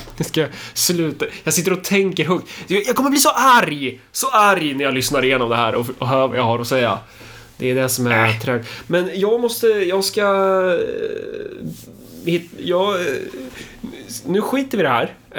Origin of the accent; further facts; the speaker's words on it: Örebro, Örebro County, Sweden; jag är örebroare